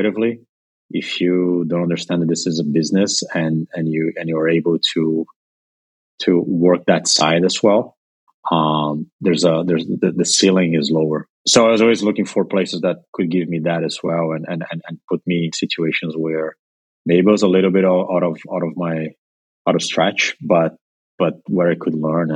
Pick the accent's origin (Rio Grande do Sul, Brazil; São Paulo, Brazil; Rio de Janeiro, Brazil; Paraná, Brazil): São Paulo, Brazil; moved away as an adult; also born or lived in Colombia / Argentina / Chicago, United States; now in New York, United States; I'm originally from Brazil, but I lived in a couple other countries before moving to the U.S. I was born in São Paulo, lived in Colombia when I was a kid, from like 5 months old to four and a half years old.